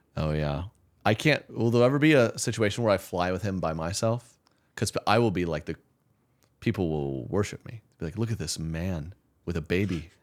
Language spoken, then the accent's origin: English; Oklahoma, United States; I'm from Oklahoma